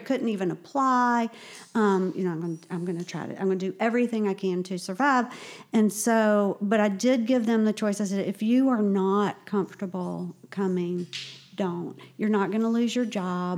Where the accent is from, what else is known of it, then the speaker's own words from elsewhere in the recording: Augusta, Georgia, United States; moved away as an adult; now in Charleston, United States; I'm from Augusta